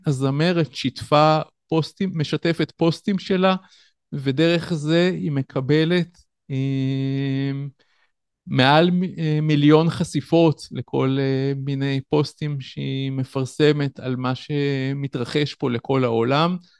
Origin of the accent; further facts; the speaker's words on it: Tel Yosef, Northern District, Israel; במקום שבו גדלתי, בקיבוץ תל יוסף